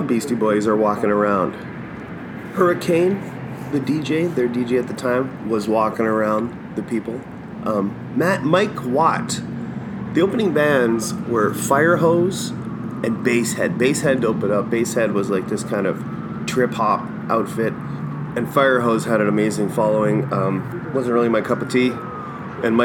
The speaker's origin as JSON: {"language": "English", "town": "Winnipeg", "region": "Manitoba", "country": "Canada", "said": "I'm from Winnipeg"}